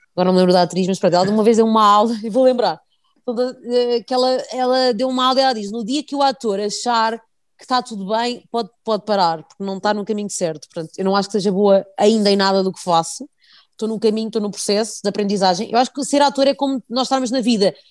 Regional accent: Portugal

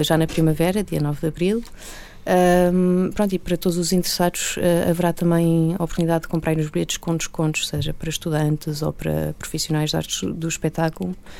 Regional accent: Portugal; accent: European Portuguese; first language Portuguese; a minha língua mãe, que é o português de Portugal

